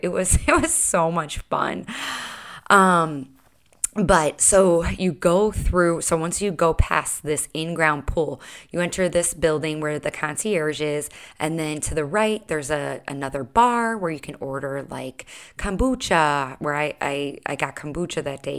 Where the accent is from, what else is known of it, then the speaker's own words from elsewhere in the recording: Chicago, Illinois, United States; now in Charleston, United States; I'm from Chicago